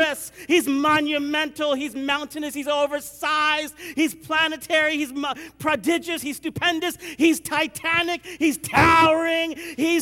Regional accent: India; I'm Indian

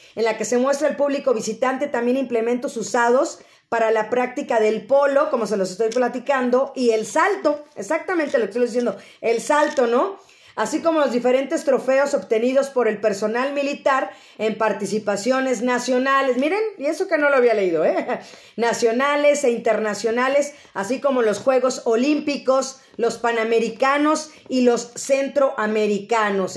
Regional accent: Mexico; el espíritu que tenemos los mexicanos

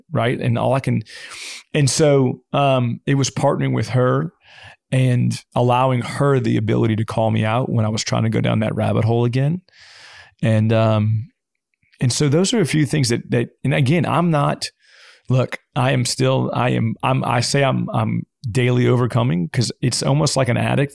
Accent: Louisiana, United States; I'm from Louisiana

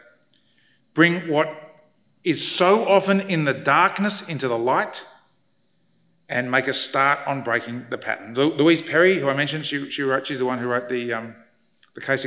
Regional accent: Australia; I grew up in Australia

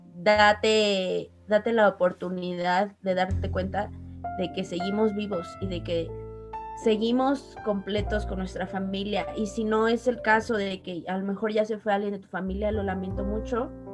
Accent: Mexico; como mexicanos

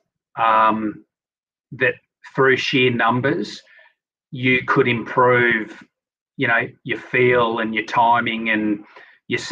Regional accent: Sydney, New South Wales, Australia; I grew up in Sydney, no real interaction with animals

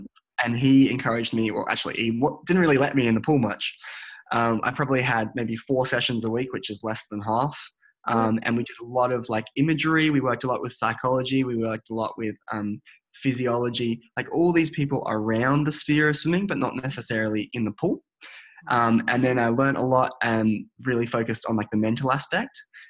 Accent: Adelaide, South Australia, Australia; So when I first came to the Australian Institute of Sport in Canberra, I came from Adelaide and moved up here

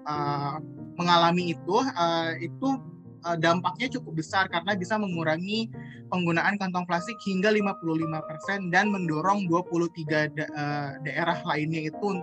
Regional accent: Bandung, West Java, Indonesia; saya uh, besar di Bandung dan di Bandung itu sempat ada uh, tahun 2005 dulu waktu saya masih SMA

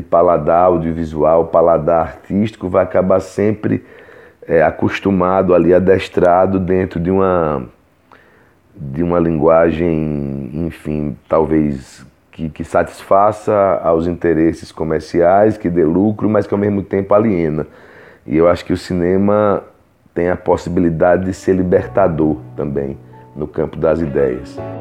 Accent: Brazil; nós como, como, como brasileiros, como artistas brasileiros

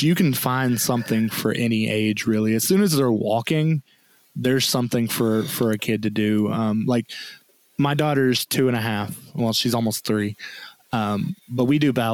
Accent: the South, United States; I was raised in the South

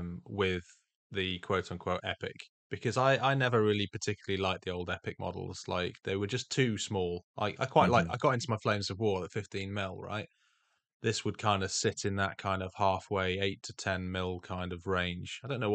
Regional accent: England, United Kingdom; Lieutenant, come on, dude, we're English.

